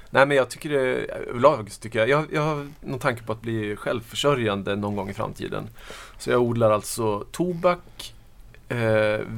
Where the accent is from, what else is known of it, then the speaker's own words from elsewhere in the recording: Norrland, Sweden; Uh, ja, alltså jag har ju flyttat runt jättemycket. Jag är norrlänning ursprungligen.